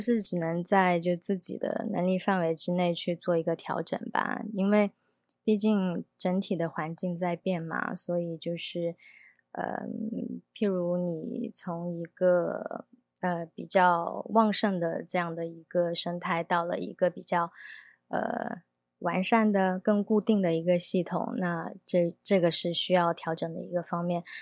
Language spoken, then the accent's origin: Chinese; Guangdong, China; moved away as an adult; also born or lived in Beijing / Shanghai / London; now in Taipei, Taiwan; 我本身是广东人